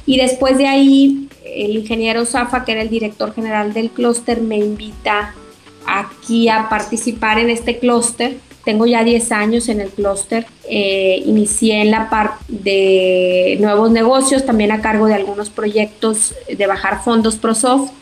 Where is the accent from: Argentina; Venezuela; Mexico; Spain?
Mexico; Torreón, Coahuila; moved away; soy originaria de Torre Coahuila